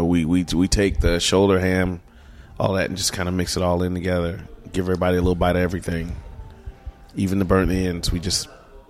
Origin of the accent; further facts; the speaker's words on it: South Carolina, United States; I grew up in South Carolina, yes.